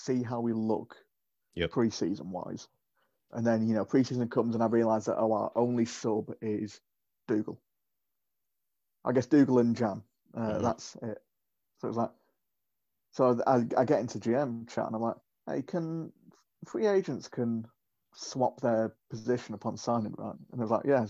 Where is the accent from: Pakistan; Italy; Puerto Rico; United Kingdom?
United Kingdom; I'm British